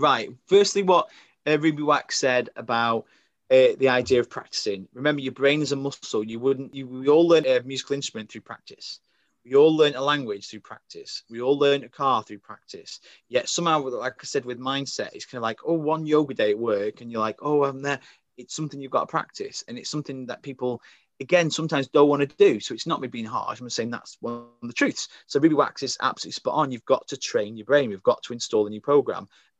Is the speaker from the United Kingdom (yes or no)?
yes; Crewe, North West England, United Kingdom; I think Crewe is the beginning of the north. I think we're classed as the north here.